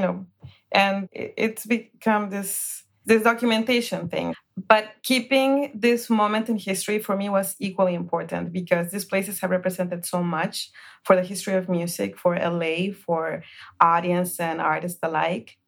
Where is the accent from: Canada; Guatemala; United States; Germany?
Guatemala; moved away; I was born in Guatemala